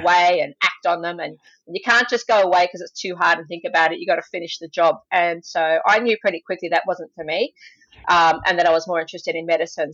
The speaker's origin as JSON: {"language": "English", "town": "Sydney", "region": "New South Wales", "country": "Australia", "tie": "born or raised there", "also_born_or_lived": "England", "said": "I grew up in Sydney, Australia"}